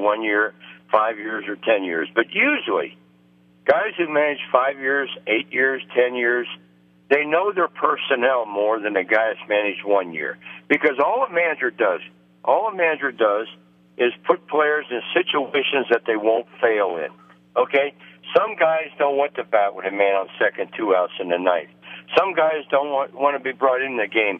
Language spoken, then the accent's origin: English; Cincinnati, Ohio, United States; I was born in Cincinnati.